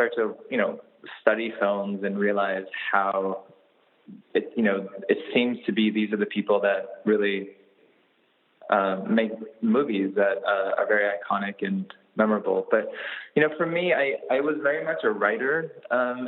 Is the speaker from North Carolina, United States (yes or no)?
no; Anaheim, California, United States; I grew up a lot in Anaheim, which is not that far from LA.